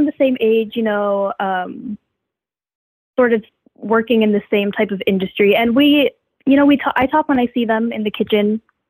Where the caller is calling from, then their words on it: Virginia, United States; I'm calling from Virginia.